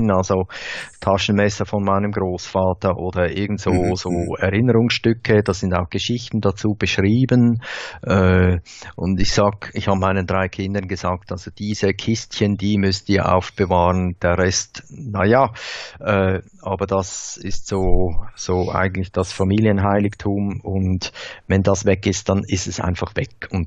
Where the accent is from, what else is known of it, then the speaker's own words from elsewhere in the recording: Thal, St. Gallen, Switzerland; Wir kommen aus Tal, das ist die, die Ecke, die äh, Nordostecke der Schweiz, wo der Rhein in den Bodensee mündet